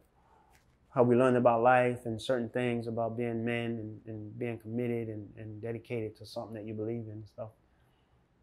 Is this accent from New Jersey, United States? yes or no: yes; Farmingdale, New Jersey, United States; moved away as an adult; also born or lived in Neptune, New Jersey / Germany; coming from where I came from, Farmingdale, I was born in Farmingdale, New Jersey.